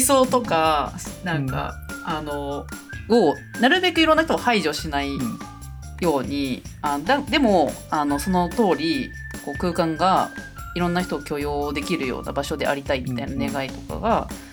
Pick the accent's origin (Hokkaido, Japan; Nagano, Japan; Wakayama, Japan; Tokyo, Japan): Tokyo, Japan; moved away as an adult; now in Tono, Japan; 東京で生まれ育ちましたけども